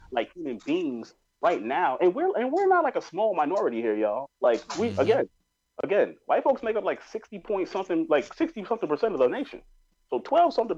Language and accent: English; New York, United States; I grew up in New York